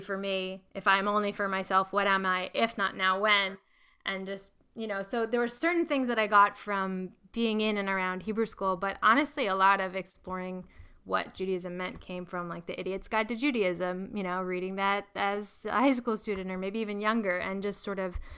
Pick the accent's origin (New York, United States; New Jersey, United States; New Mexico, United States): New York, United States; Long Island; I grew up on Long Island